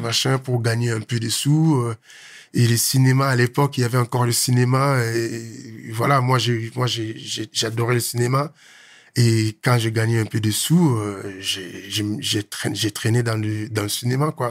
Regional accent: Kinshasa, DR Congo; moved away as an adult; also born or lived in South Africa / Angola / Morocco; je suis né à Kinshasa. Hein. Un petit jeune, un petit Quinois qui est mhm. né, grandi à Kinshasa

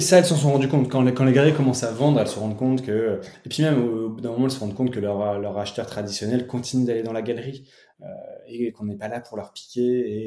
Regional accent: Picardy, Hauts-de-France, France; je viens de Picardie

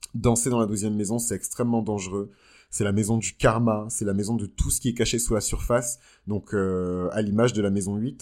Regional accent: Benin; moved away; quand j'étais dans mon pays d'origine, le Bénin

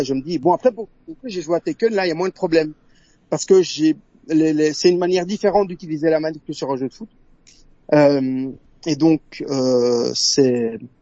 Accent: Brussels, Brussels-Capital Region, Belgium; accent: Belgian; Alors moi, je suis de Bruxelles, en Belgique.

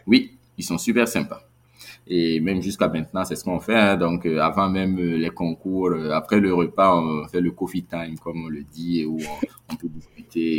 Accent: Burkina Faso; en tant que Burkinabé

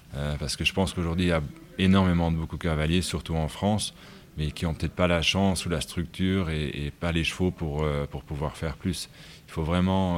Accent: Luxembourg; c'était vraiment une écurie un peu rustique et c'est là où j'ai grandi

